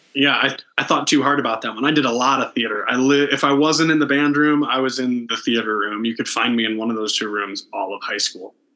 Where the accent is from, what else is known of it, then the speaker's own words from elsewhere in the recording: Canton, Ohio, United States; moved away as an adult; also born or lived in Athens, Ohio / Kentucky / Indianapolis, Indiana; now in Denver, United States; I grew up in Northeast Ohio uh, in Canton